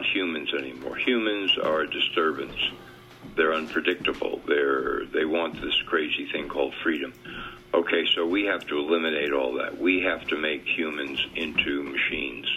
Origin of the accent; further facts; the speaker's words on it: White Plains, New York, United States; Yeah, White Plains, New York, right outside the city